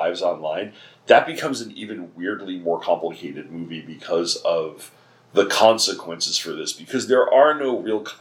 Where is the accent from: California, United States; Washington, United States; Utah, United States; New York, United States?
New York, United States; near Sayville and Bayport, Long Island; born or raised there